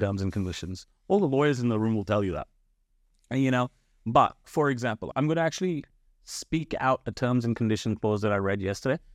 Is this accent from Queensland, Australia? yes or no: no; Blacktown, New South Wales, Australia; English is a second language; also born or lived in India; I came to this country when I was, uh, ten, right? So, I came here w-, without speaking a lick of English.